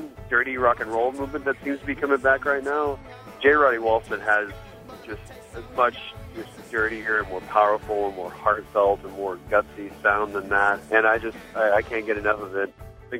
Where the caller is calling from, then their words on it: Fort Worth, Texas, United States; I'm calling from Fort Worth.